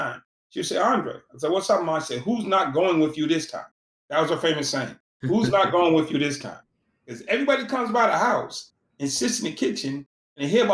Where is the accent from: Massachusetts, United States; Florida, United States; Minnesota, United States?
Massachusetts, United States; Boston; I'm from Boston